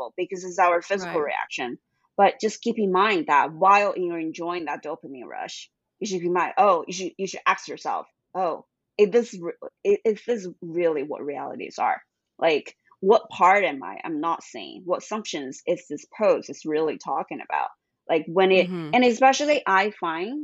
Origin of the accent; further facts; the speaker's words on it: China; moved away as an adult; also born or lived in Boston, United States; when I grew up in China